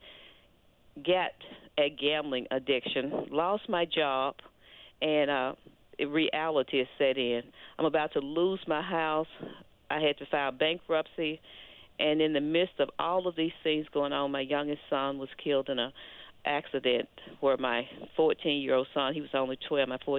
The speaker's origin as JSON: {"language": "English", "town": "Olive Branch", "region": "Mississippi", "country": "United States", "tie": "born or raised there", "also_born_or_lived": "Memphis, Tennessee", "moved": "as an adult", "said": "I grew up at, in Olive Branch, Mississippi"}